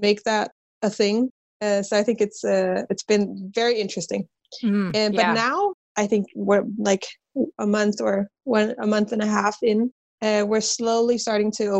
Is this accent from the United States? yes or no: no; Copenhagen, Capital Region of Denmark, Denmark; I'm from Copenhagen, Denmark, born and raised here.